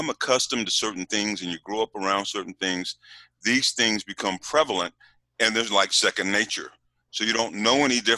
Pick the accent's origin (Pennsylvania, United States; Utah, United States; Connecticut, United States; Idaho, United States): Utah, United States; also born or lived in California; I am originally from Utah. I'm the first child in my family who was born here in Utah